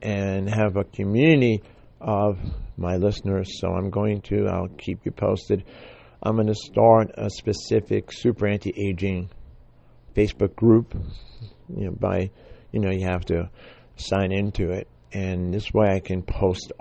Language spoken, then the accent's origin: English; New York City, New York, United States; I grew up in the Bronx